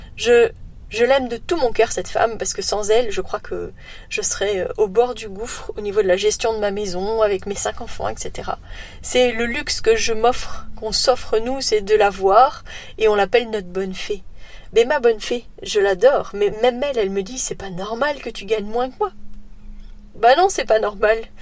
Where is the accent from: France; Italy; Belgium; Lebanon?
Belgium; chez nous en Belgique